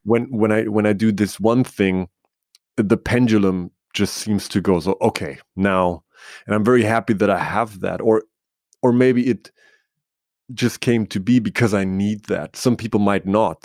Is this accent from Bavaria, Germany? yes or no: yes; Bavaria, Germany; I grew up in Bavaria in, in Germany